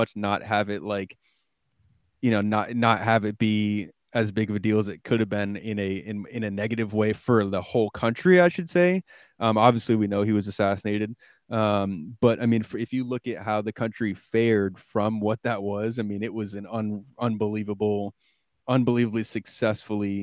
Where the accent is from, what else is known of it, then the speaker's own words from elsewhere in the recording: Vermont, United States; I grew up in Vermont